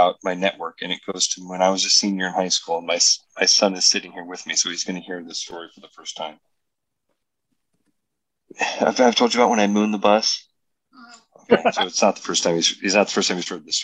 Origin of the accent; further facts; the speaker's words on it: Pleasant Hill, Iowa, United States; I grew up in Pleasant Hill